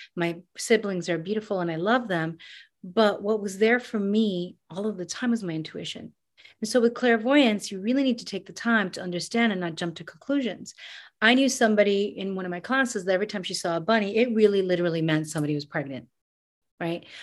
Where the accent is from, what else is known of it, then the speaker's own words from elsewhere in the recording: New York City, New York, United States; also born or lived in Panama; I grew up in New York City. I grew up in Queens